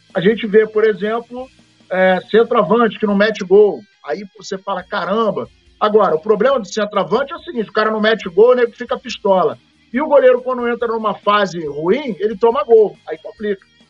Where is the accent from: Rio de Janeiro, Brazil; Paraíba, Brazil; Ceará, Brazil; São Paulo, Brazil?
Paraíba, Brazil; Serra Branca; moved away; diretamente da minha terra, lá, Serra Branca, Paraíba